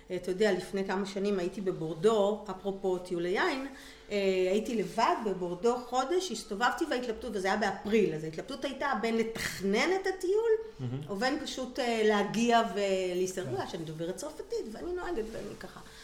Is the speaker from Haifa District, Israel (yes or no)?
yes; Kiryat Yam, Haifa District, Israel; also born or lived in Italy; נולדתי בקריית ים, גדלתי בקריית ים